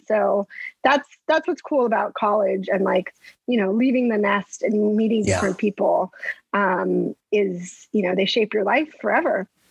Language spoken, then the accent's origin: English; El Paso, Texas, United States; moved away as an adult; also born or lived in Stanford, California / Boston / Washington; now in New York City, United States; I'm from El Paso